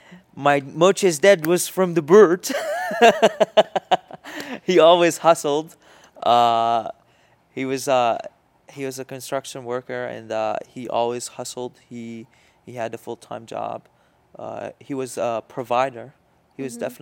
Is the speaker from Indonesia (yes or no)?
no; Iraq; also born or lived in Jordan; Okay, so I come from different places, or my family comes from different places. I was born in Jordan. My family lived there for a couple years, and then they moved to Iraq.